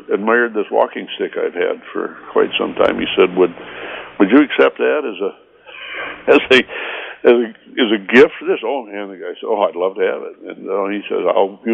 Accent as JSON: {"language": "English", "town": "Sparta", "region": "Michigan", "country": "United States", "tie": "born or raised there", "also_born_or_lived": "Grand Rapids, Michigan", "said": "I've lived here in Sparta area all my life"}